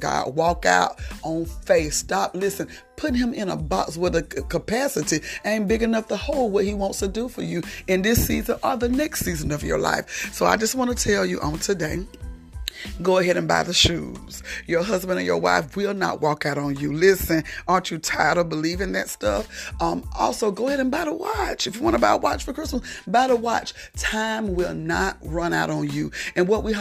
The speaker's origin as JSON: {"language": "English", "region": "South Georgia", "country": "United States", "said": "I'm from South Georgia and it's getting cold and we don't really like cold weather here"}